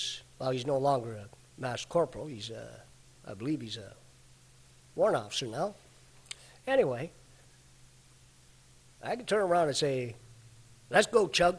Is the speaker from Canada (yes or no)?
yes; Canada; I was born and raised in Canada